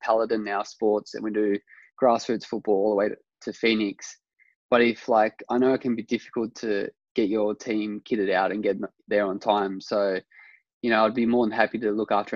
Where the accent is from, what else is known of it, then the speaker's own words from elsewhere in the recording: Orange, New South Wales, Australia; when I was growing up in Orange, I had my Blayney coach